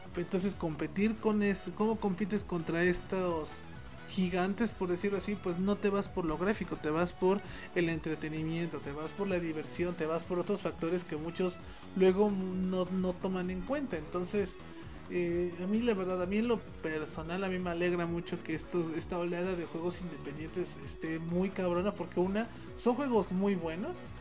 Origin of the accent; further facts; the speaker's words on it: Mexico; porque somos de México y nosotros tenemos pues porque somos mexicanos